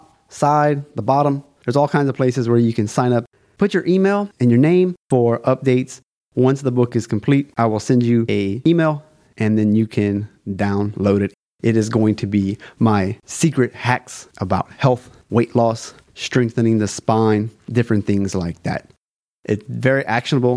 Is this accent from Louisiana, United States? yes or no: yes; South Louisiana, United States; I'm from South Louisiana, aka Cajun Country. I am a Cajun.